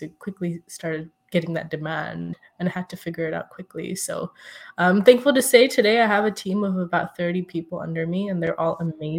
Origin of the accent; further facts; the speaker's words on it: Saudi Arabia; also born or lived in India; growing up in Saudi Arabia and being ethnically Indian and living in India for a few years as well, I feel we had a fairly privileged life.